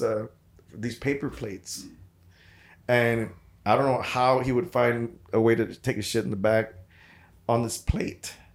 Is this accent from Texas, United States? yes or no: yes; Santa Rosa, Texas, United States; I'm from Santa Rosa, Texas